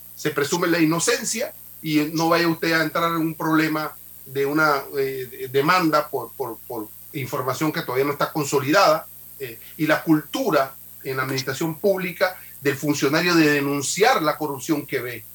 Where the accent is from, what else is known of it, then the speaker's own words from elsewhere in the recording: Panama; como panameños